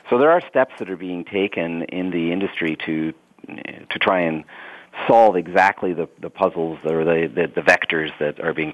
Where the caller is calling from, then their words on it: London, United Kingdom; I'm back at the headquarters today, so I'm in London, uh, not traveling.